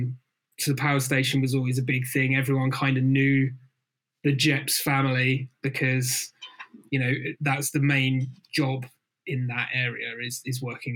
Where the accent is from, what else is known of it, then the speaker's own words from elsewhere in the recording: Folkestone, South East England, United Kingdom; Beaches by my folks' houses, a stone's throw away from the beach. So, you know, that was always a huge part of growing up.